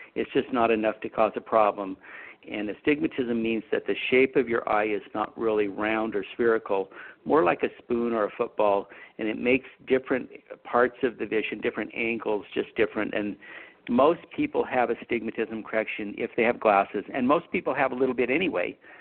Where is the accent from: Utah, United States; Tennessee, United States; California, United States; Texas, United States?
Utah, United States; also born or lived in Idaho; I was born in Idaho. I grew up in Utah